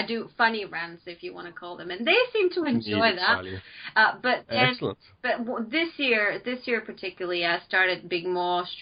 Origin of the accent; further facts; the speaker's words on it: Bulgaria; moved away as an adult; now in United Kingdom; I am originally from Bulgaria. I came to the UK to study over 6 years ago.